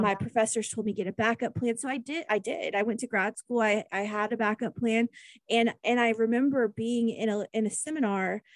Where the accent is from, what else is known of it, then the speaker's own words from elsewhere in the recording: Kansas, United States; I'm from Kansas